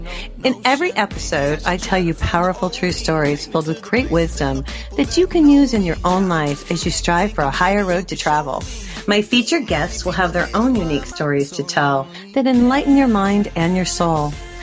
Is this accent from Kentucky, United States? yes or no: no; New Mexico, United States; I'm from New Mexico